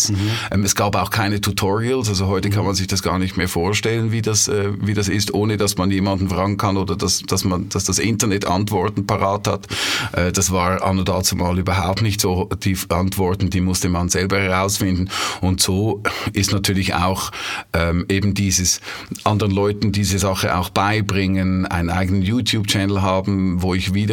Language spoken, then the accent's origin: German; Switzerland; accent: Swiss; Das ist ja unseren, unser Schweizer Akzent, der ist ja niedlich, aber äh, es ist auch gut, wenn man ihn ein- und ausschalten kann.